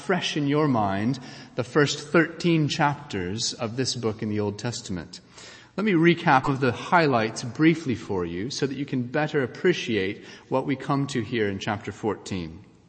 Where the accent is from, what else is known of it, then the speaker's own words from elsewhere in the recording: United States; moved away; many of us who have grown up either in this country or in my home country of the United States